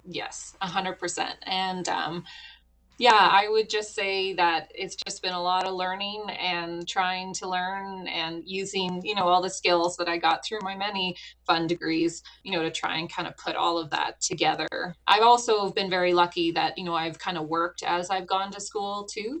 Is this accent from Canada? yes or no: yes; Canada; moved away as an adult; now in Wyoming, United States; I'm a Canadian in uh, land of Americans